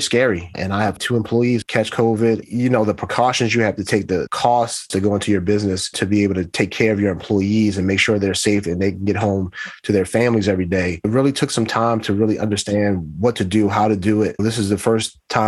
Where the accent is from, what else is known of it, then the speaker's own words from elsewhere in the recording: Baltimore, Maryland, United States; I grew up in Baltimore, grew up in the 70s